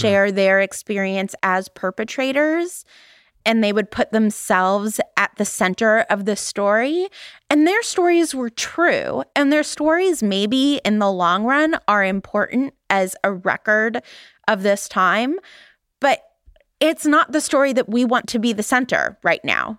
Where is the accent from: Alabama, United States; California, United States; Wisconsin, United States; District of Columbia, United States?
California, United States; Valley Girl; accent: Valley Girl; my Valley Girl accent